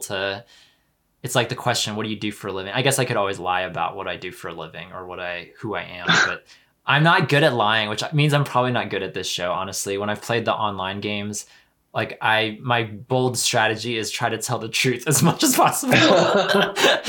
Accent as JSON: {"language": "English", "region": "Pennsylvania", "country": "United States", "tie": "born or raised there", "said": "where I grew up in Pennsylvania"}